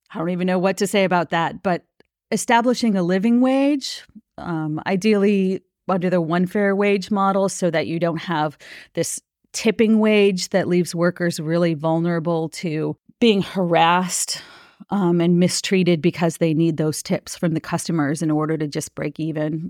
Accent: Minnesota, United States; I I grew up in Minnesota

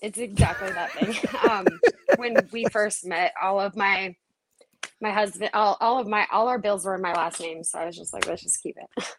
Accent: Missoula, Montana, United States; I grew up right here in Missoula. I was born in the hospital here and everything.

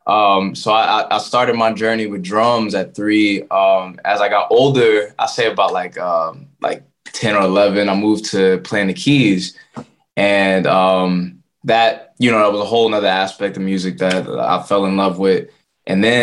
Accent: Voorhees, New Jersey, United States; also born or lived in Philadelphia; So I was born in Voorhees, New Jersey, raised in New Jersey pretty much. I live in Philly for some parts, but raised in Jersey.

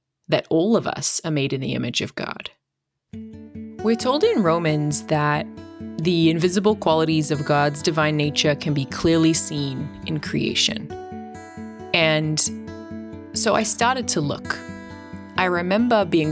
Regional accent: Australia; now in United States; My accent tells a little bit of my story. I'm from Australia. I now live in the States

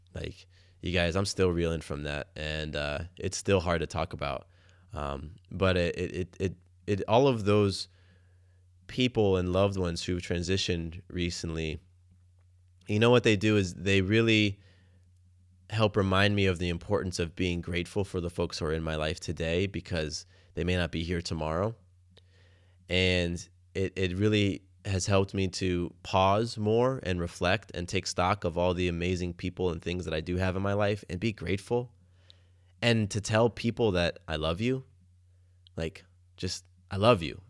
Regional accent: Atlanta, Georgia, United States; moved away as an adult; also born or lived in Florida; now in Atlanta, United States; growing up in Atlanta

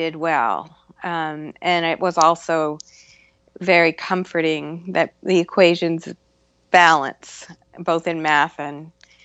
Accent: Concord, Massachusetts, United States; I grew up in a little town called Concord, Massachusetts

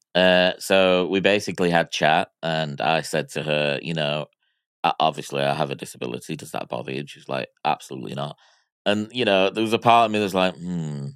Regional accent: Miami, Florida, United States; I was born in Miami in nineteen eighty-two

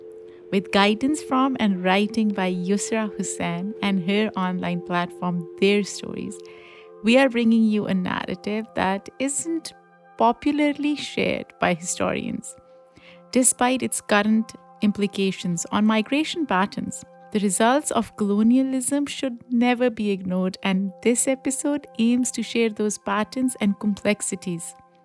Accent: Pakistan; The Independence Day of Pakistan, my home country.

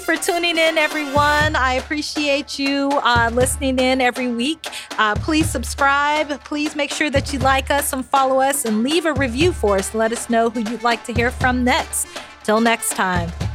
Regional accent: Nigeria; We're Nigerian

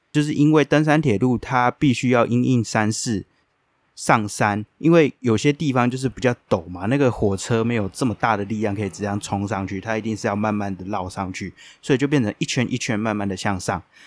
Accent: Taiwan; 身为台湾人

